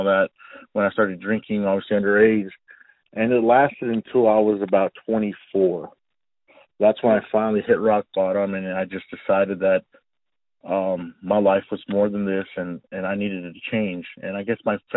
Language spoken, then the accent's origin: English; Austin, Texas, United States; also born or lived in Dallas, Texas; I was born in Dallas, Texas, but moved to the Austin area when I was one. So I guess I could say I'm an Austin native since day one